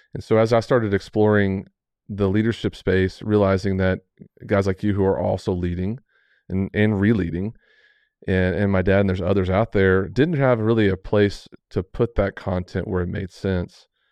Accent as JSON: {"language": "English", "town": "Amarillo", "region": "Texas", "country": "United States", "tie": "born or raised there", "said": "growing up in Amarillo"}